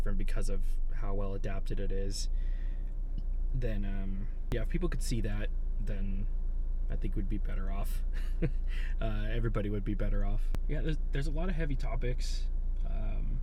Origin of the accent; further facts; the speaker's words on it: Barstow, California, United States; now in Joshua Tree, United States; I actually grew up not in Joshua Tree, but in Barstow